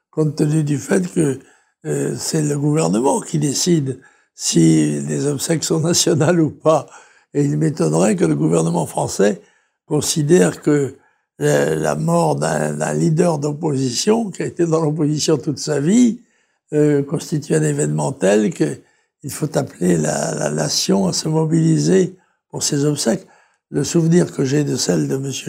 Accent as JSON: {"language": "French", "town": "La Trinité-sur-Mer", "region": "Brittany", "country": "France", "tie": "born or raised there", "said": "comme dit la, devise de mon pays natal, la Trinité-sur-Mer, Arendoir, mour sur terre et sur mer."}